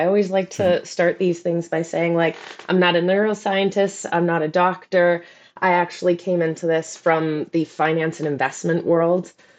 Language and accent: English; Canada; now in London, United Kingdom; But I'm Canadian, so I actually thrive in the cold.